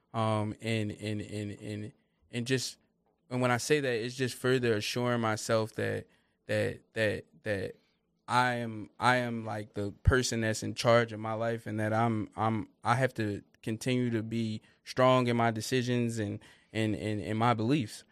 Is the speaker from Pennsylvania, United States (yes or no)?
yes; Upper Darby, Pennsylvania, United States; also born or lived in Lansdowne, Pennsylvania; I grew up in the Upper Darby area.